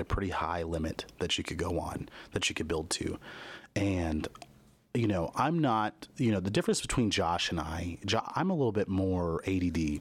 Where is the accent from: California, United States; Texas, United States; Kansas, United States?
Kansas, United States; I grew up in the Midwest in Kansas